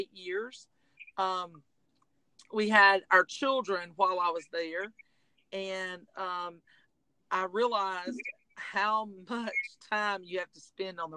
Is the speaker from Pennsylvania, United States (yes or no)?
no; Tifton, Georgia, United States; I played at Tift County High School. This is my hometown